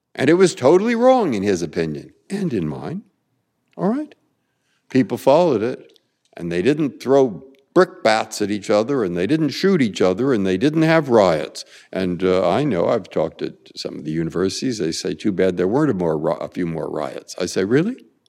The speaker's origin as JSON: {"language": "English", "town": "San Francisco", "region": "California", "country": "United States", "tie": "born or raised there", "also_born_or_lived": "Boston", "moved": "yes", "said": "I grew up in San Francisco and lived in Boston"}